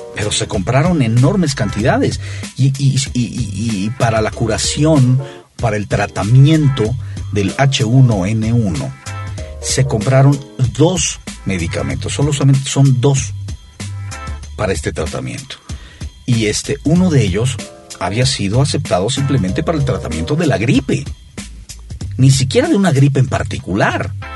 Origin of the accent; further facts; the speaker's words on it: Mexico; now in United States; yo como mexicano